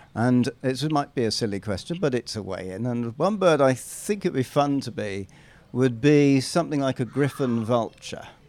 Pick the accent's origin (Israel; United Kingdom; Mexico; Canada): United Kingdom; England; I'm an Englishman